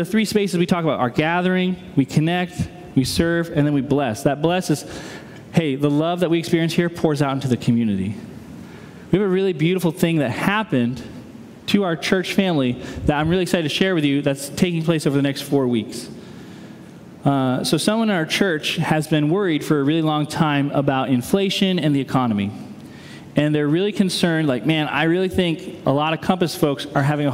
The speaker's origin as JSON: {"language": "English", "region": "New England", "country": "United States", "moved": "yes", "lives_now": "Midwest, United States", "said": "I'm a New Englander who's lived in the Midwest"}